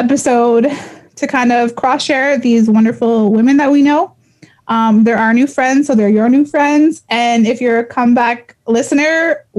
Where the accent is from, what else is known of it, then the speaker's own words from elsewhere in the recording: Garden River First Nation, Ontario, Canada; moved away as an adult; now in Toronto, Canada; I come from Garden River First Nation. I currently live in Toronto